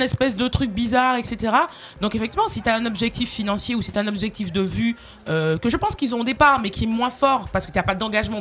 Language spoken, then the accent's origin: French; Martinique; now in France; je suis martiniquaise